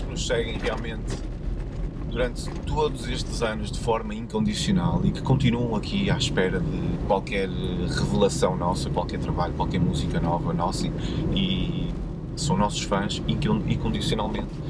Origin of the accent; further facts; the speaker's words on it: Porto, Norte, Portugal; eu sou do Porto, vivo no Porto